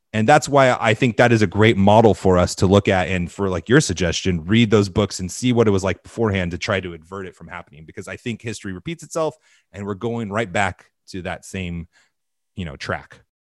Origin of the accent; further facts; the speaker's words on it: Southern California, United States; I grew up in Southern California in the era of independent mega churches.